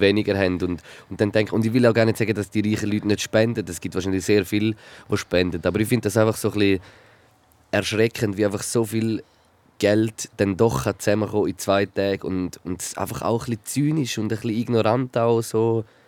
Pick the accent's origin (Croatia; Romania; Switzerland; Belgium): Switzerland; wir sehen das ja so als Schweizer